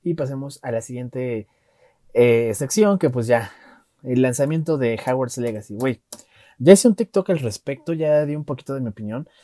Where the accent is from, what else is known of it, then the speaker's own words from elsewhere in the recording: Mexico; Yo como mexicano